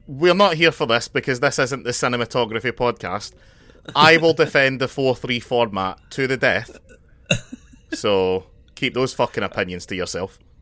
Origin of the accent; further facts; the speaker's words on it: Scotland, United Kingdom; as a Scotsman, it's ki, kind of in my cultural history